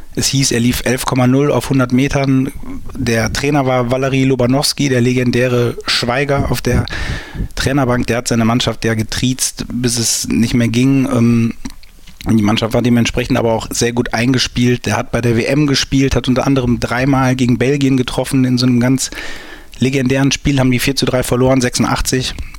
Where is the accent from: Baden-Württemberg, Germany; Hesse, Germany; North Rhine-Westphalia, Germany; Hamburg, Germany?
North Rhine-Westphalia, Germany; St. Tönis; ich komme aus St. Tönis und wir hatten früher ein Sportgeschäft in der Stadt